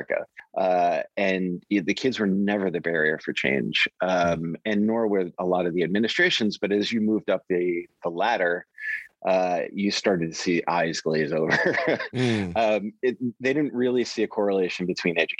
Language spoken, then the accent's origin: English; New York City, New York, United States; I grew up in Queens, New York.